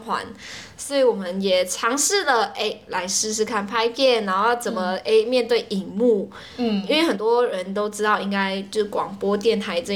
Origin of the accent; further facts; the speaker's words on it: Malaysia; 我们是马来西亚人